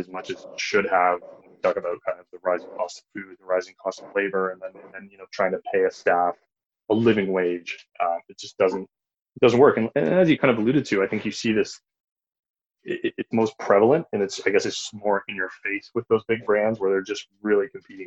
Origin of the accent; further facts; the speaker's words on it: Belleville, Ontario, Canada; I grew up in the Belleville area, which is right near Prince Edward County